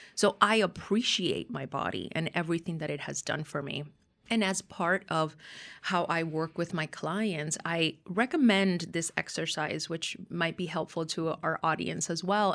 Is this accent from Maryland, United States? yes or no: no; Miami, Florida, United States; growing up in Miami